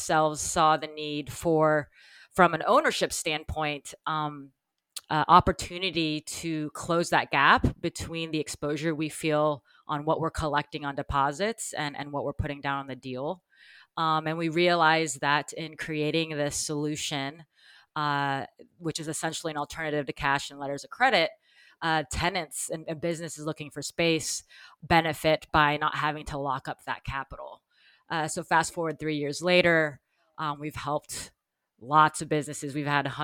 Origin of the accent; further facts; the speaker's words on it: Texas, United States; moved away as an adult; also born or lived in New York; I grew up in Texas